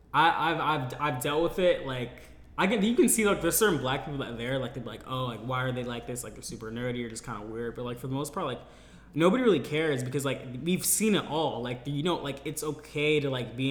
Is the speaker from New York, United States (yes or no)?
no; Elk Grove, California, United States; also born or lived in Berkeley, California / Hayward, California / Modesto, California / Riverbank, California; I lived for, like, 10 years in Elk Grove, like, that Sacramento area